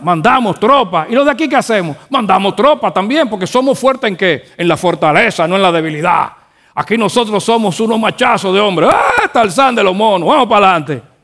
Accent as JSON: {"language": "Spanish", "country": "Dominican Republic", "said": "Nosotros los dominicanos decimos que joseamos"}